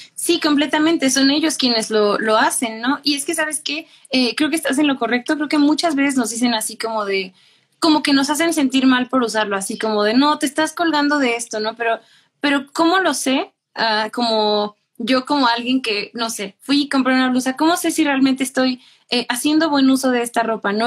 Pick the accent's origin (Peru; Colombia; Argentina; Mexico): Mexico; nosotros somos mexicanos